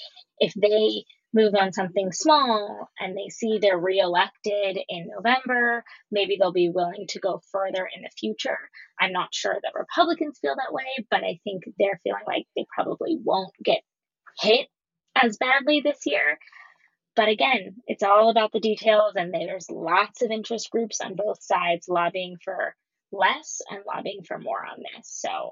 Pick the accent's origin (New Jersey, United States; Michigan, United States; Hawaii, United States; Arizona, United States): Arizona, United States; I'm from Arizona